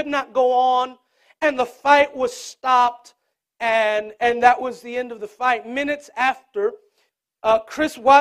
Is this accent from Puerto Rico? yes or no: yes; Puerto Rico; Growing up in Puerto Rico